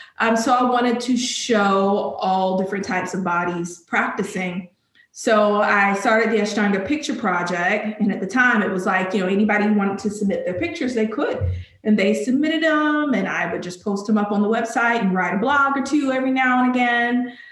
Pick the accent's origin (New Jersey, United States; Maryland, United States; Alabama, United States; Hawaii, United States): Alabama, United States; now in Charlotte, United States; I'm from Alabama.